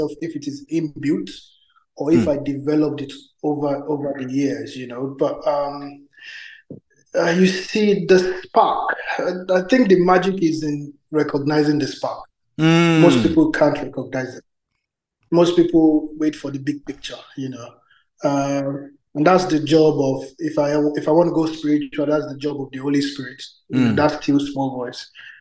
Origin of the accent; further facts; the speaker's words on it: Nigeria; I grew up in Nigeria. I wasn't in Lagos per se